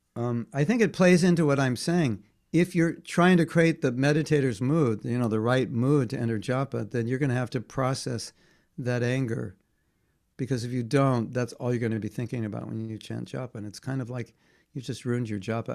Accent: near Hollywood, California, United States; I grew up near Hollywood

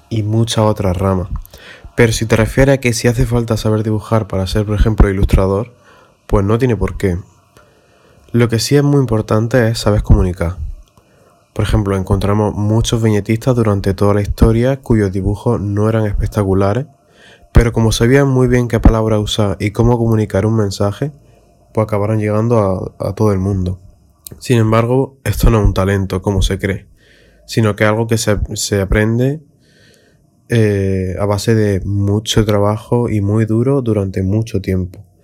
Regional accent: Jaén, Andalusia, Spain; soy de Jaén, en España. Tengo 19 años y actualmente estoy estudiando ilustración.

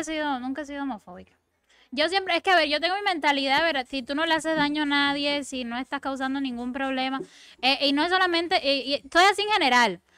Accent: Cuba; Yo soy cubana

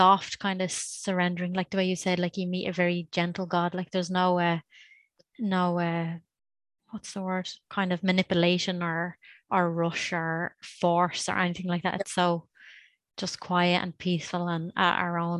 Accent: Ireland; I grew up in Ireland

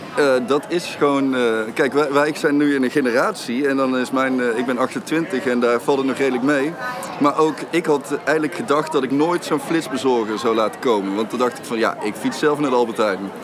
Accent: Eindhoven, North Brabant, Netherlands; als Eindhovenaar

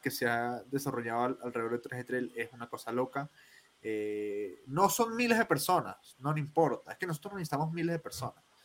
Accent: Colombia

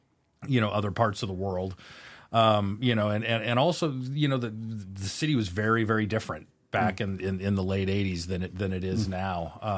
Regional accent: Spokane, Washington, United States; I was born and raised here in Spokane, Washington.

